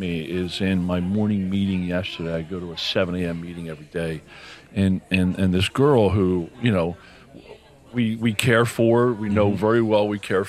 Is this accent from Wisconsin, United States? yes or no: no; Philadelphia, Pennsylvania, United States; I'm from Philly. How you doing?